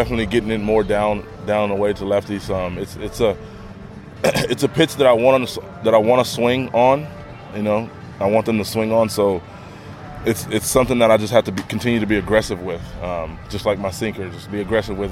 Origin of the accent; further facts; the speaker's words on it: about an hour from Duke University, North Carolina, United States; moved away; that's about an hour away from my hometown